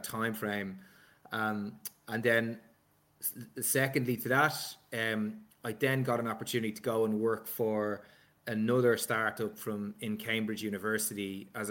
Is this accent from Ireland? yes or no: yes; Balbriggan, Leinster, Ireland; accent: Dublin; I grew up in Balbriggan, which is on the seafront in North Dublin